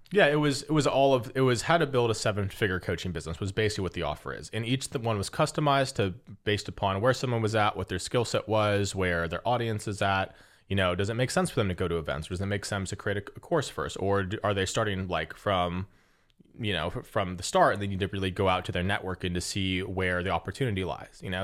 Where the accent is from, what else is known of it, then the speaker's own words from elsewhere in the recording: Las Vegas, Nevada, United States; moved away; I was born and raised in Vegas